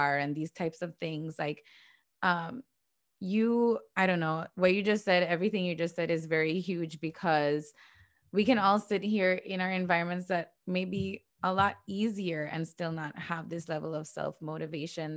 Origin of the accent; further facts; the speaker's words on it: San Pedro, Belize District, Belize; I'm from San Pedro